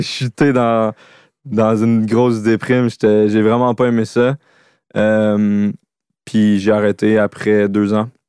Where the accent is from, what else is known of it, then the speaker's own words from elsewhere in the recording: Laurentides, Quebec, Canada; moved away as an adult; also born or lived in Montreal / Sainte-Adèle; je viens des Laurentides